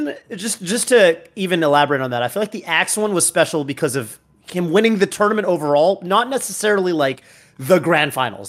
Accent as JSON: {"language": "English", "region": "Northern California", "country": "United States", "said": "I'm from NorCal"}